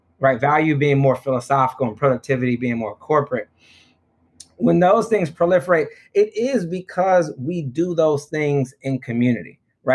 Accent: Detroit, Michigan, United States; moved away; also born or lived in Johannesburg, South Africa; my own neighborhood that I grew up in Detroit

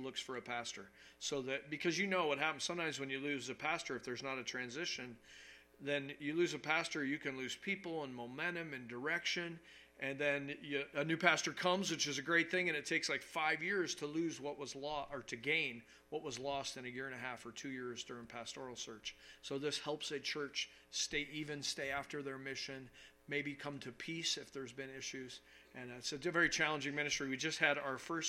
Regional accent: New York, United States; now in Wisconsin, United States; I'm from New York

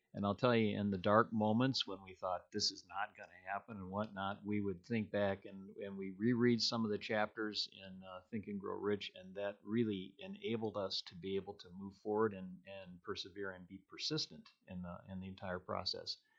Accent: Illinois, United States; moved away as an adult; also born or lived in Iowa / South Dakota; now in Minnesota, United States; I actually was born and raised in Illinois

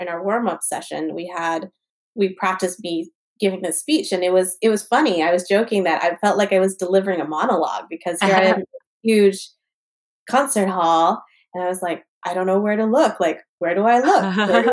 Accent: East Coast, United States; I am from the East Coast, so I still speak really fast

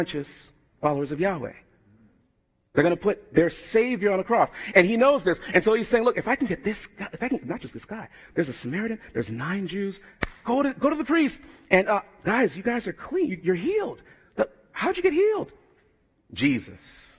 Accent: United States; I have Jamaican background, although I'm born in America

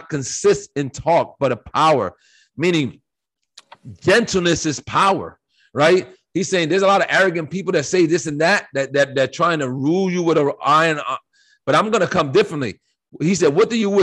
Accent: United States; I live in America, and I was born in America

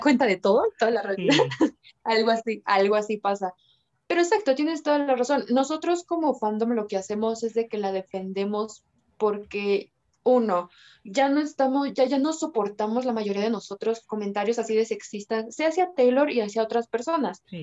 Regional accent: Mexico; also born or lived in Mexico City; Vivo en la Ciudad de México, soy mexicana

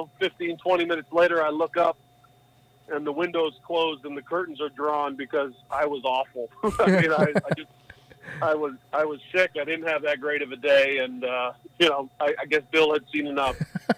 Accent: Canada; I'm a Canadian in a Canadian position against another guy who's an American.

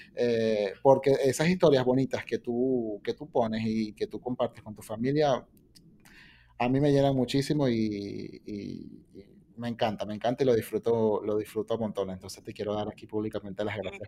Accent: Venezuela; nosotros como venezolanos

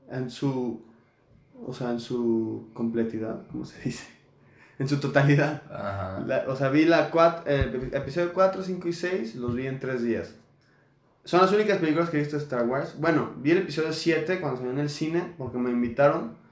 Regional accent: Spain; Porque pues soy este, español.

